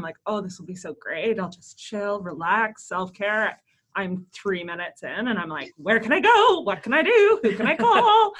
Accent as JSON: {"language": "English", "country": "Canada", "said": "We're from Canada, for those people who don't know us yet. We do live in like the warmest part, but."}